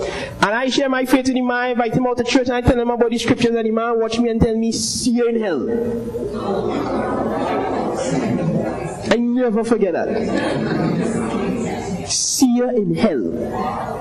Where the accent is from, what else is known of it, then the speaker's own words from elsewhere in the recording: Arima, Trinidad & Tobago; Anybody who know me know where I come from. I come from Arima